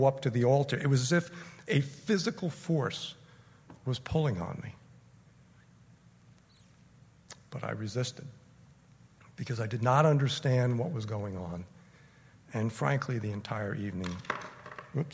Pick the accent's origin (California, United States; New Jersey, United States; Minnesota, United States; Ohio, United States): New Jersey, United States; Paramus; I grew up in Paramus, not far from here